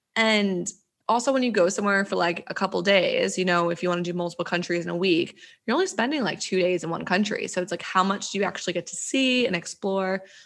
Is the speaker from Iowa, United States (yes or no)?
no; New Jersey, United States; moved away as an adult; I'm from New Jersey originally